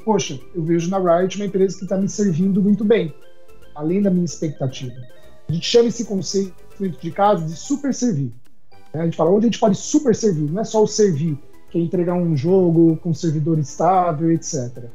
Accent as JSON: {"language": "Portuguese", "country": "Brazil", "said": "Nós somos brasileiros"}